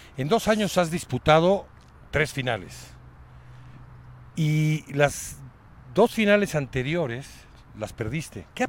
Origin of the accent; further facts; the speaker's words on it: Mexico; todos los mexicanos